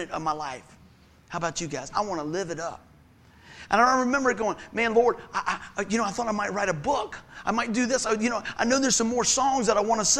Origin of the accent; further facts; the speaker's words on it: Buckroe, Virginia, United States; Where I grew up over in Buck Grove